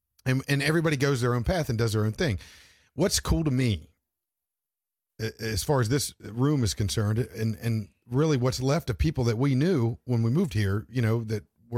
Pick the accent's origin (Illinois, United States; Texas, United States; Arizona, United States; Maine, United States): Maine, United States